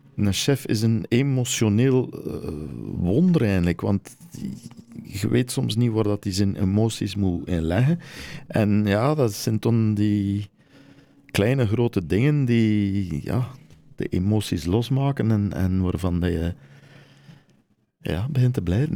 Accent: Flanders, Belgium; moved away as an adult; also born or lived in France; als Belg

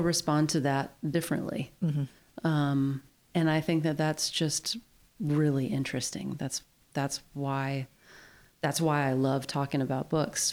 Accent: West Virginia, United States; moved away as an adult; also born or lived in Appalachia; now in Whatcom County, United States; I'm from West Virginia

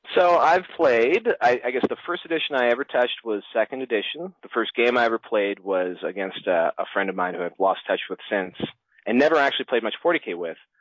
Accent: Toronto, Ontario, Canada; I've come from Toronto, Canada. That's where I uh, that's where I grew up and was raised

